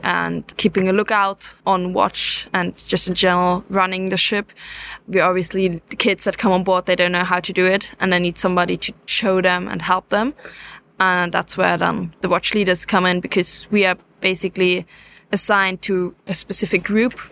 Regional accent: Germany; I am German, yes, so I, I'm not British

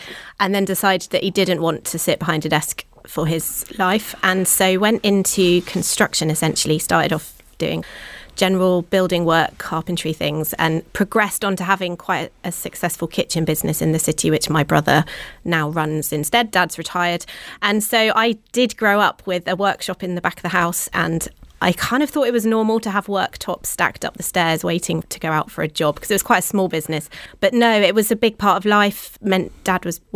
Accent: Plymouth, South West England, United Kingdom; moved away as an adult; I grew up slap bang in the city centre. That was where I grew up, spent the first 18 years of my life

